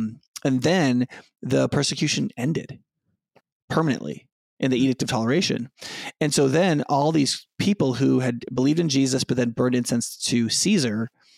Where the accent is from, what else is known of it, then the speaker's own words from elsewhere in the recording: United States; So I am an American, right?